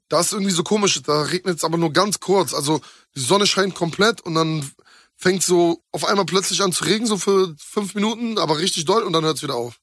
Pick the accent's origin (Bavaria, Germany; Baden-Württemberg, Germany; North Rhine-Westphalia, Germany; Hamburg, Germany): Hamburg, Germany; moved away as an adult; now in Berlin, Germany; Das ist ja die Stadt, wo ich herkomme und die liebe ich auch über alles.